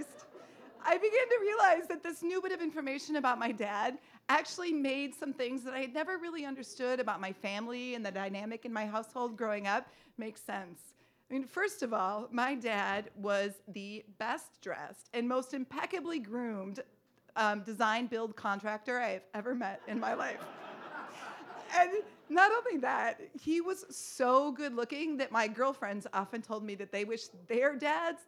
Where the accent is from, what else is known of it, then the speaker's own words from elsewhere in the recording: Duluth, Minnesota, United States; moved away as an adult; also born or lived in Chicago; my father still lived in my hometown, Duluth, Minnesota